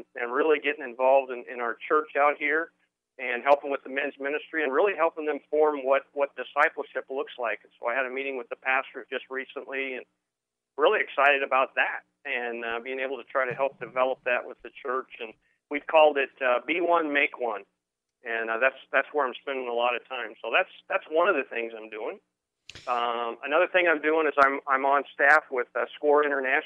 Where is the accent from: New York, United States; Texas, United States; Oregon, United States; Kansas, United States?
Oregon, United States; moved away as an adult; also born or lived in Safety Harbor, Florida; I was originally from Oregon